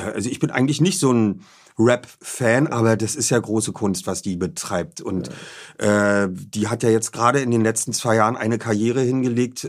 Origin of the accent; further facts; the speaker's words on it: Berlin, Germany; bin Berliner, Hertha BSC, ich bin in Charlottenburg aufgewachsen